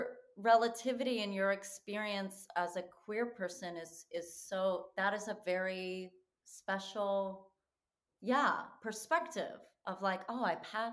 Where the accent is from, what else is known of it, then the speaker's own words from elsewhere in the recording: Massachusetts, United States; I'm from Massachusetts